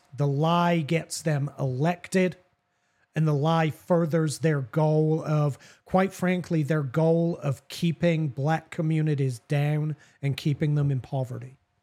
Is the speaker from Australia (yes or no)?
no; England, United Kingdom; I'm an Anglo-Saxon, well, literally an Anglo-Saxon white man, born and raised in England.